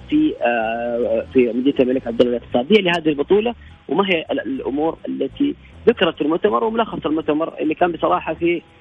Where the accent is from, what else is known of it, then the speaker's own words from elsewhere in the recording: Saudi Arabia; احنا كسعوديين